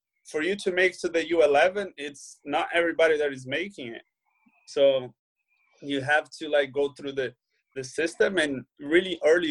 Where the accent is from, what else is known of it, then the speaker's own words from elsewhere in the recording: Brazil; English is a second language; moved away as an adult; also born or lived in Peoria, Illinois, United States; now in Switzerland; I grew up playing soccer in Brazil